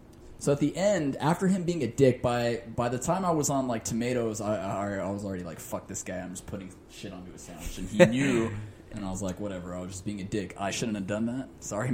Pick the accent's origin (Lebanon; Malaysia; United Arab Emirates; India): India; I had a customer, an Indian guy, and I'm also an Indian guy.